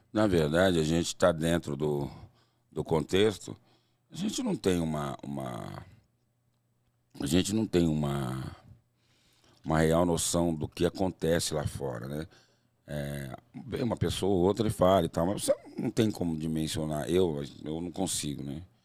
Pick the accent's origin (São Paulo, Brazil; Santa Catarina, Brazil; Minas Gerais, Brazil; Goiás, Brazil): São Paulo, Brazil; also born or lived in Tucuruvi, São Paulo; Eu nasci no Tucuruvi e com uns 4, 5 anos de idade eu fui para um lugar chamado Coab Prestes Maia